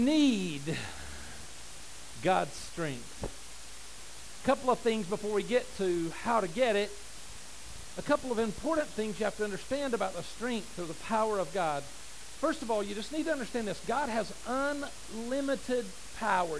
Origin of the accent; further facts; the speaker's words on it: United States; as an American